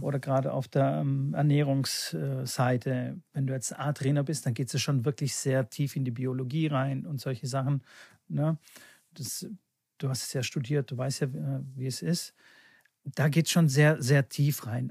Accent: Bulgaria; born or raised there; now in Germany

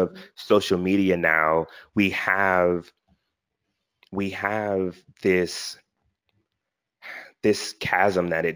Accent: Philadelphia, Pennsylvania, United States; I'm from Philly

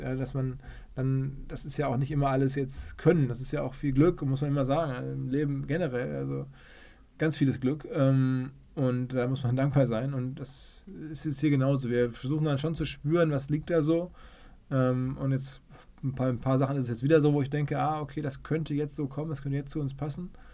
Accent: Essen, North Rhine-Westphalia, Germany; moved away as an adult; also born or lived in New York, United States; now in Hamburg, Germany; Ich komme aus dem Ruhrgebiet, bin in Essen geboren

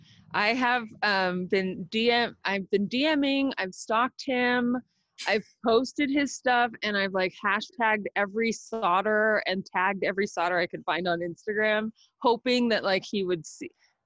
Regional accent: Covina, California, United States; I grew up in San Gabriel Valley in Covina.

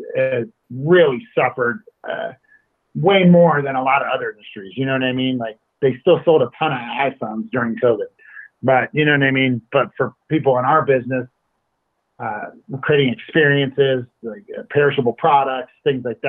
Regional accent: United States; I'm an American

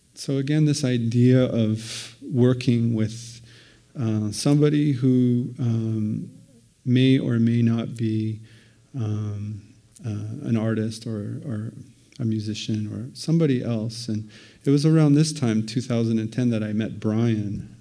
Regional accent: Moose Factory, Ontario, Canada; moved away; I grew up in northeastern Ontario

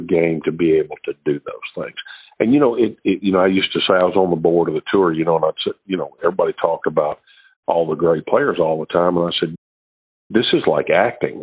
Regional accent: Shreveport, Louisiana, United States; I was from Shreveport, Louisiana

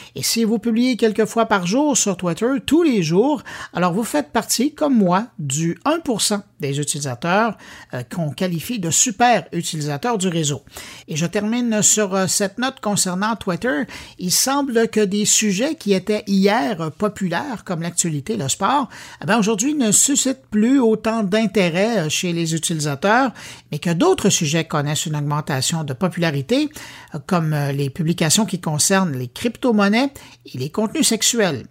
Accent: Quebec, Canada; chez nous, au Québec

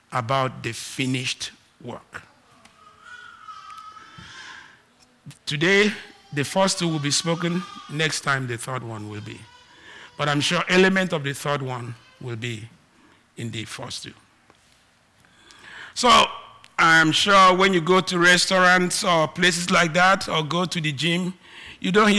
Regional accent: Nigeria; accent: Nigerian; I am Nigerian, I have Nigerian accent

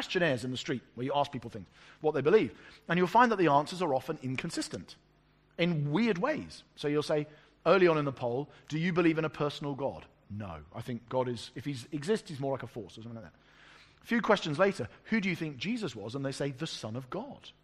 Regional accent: England, United Kingdom; I'm an English pastor

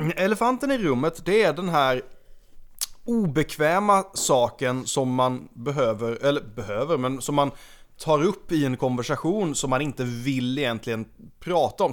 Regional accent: Sweden; som svensk

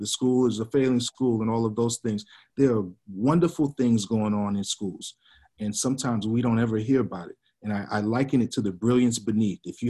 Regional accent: Georgia, United States; also born or lived in Tacoma, Washington; back in my home state of Georgia

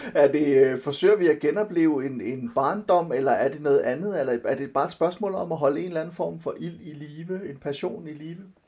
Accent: Silkeborg, Central Denmark Region, Denmark; moved away; also born or lived in Copenhagen; jeg er vokset op delvist i Silkeborg og, og delvist i, øh, i København

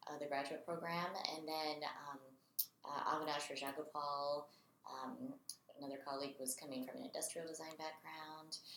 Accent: Raleigh, North Carolina, United States; I'm from Raleigh, North Carolina

